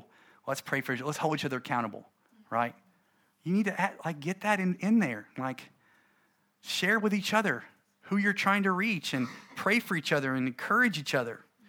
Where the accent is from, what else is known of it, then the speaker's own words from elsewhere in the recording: United States; I'm American